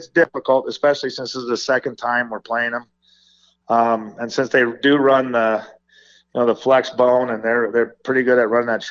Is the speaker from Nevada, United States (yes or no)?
yes; Las Vegas, Nevada, United States; myself and some of our coaches who are born and raised in Las Vegas